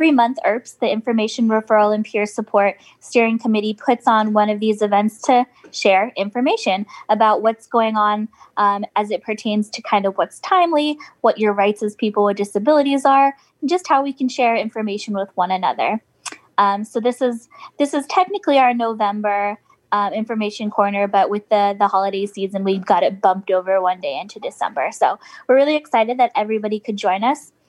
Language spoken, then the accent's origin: English; West Coast, United States; moved away; I'm from the West Coast